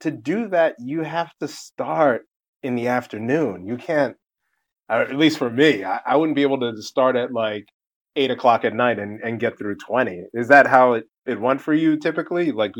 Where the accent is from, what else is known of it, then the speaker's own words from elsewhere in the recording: West Orange, New Jersey, United States; I grew up in West Orange and my parents moved to South Orange my sophomore year.